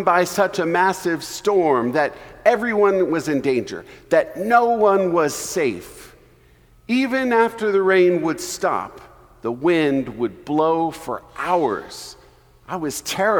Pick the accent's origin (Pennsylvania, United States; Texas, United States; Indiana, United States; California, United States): Texas, United States; I grew up in Texas